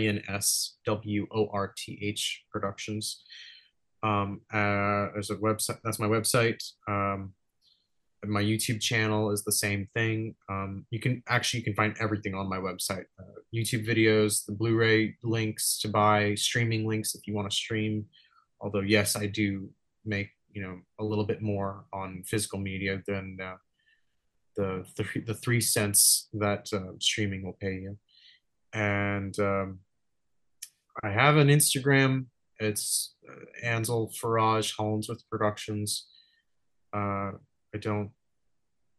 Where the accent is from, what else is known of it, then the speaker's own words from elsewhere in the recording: Los Angeles, California, United States; I'm from Venice